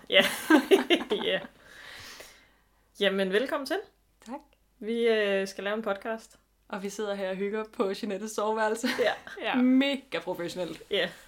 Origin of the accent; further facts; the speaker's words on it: Zealand, Denmark; now in Odense, Denmark; Jeg kommer oprindeligt fra Sjælland øhm, og har boet i Odense siden 2011